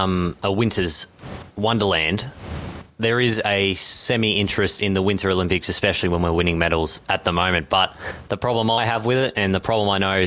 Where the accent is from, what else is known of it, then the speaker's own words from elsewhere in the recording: Australia; As an Australian cricket after Cape Town, we were in a mess